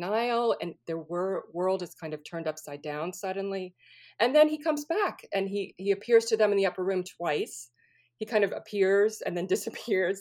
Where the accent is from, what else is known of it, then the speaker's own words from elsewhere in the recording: New Orleans, Louisiana, United States; moved away as an adult; also born or lived in California; I was born and raised in New Orleans, so I'm from the Deep South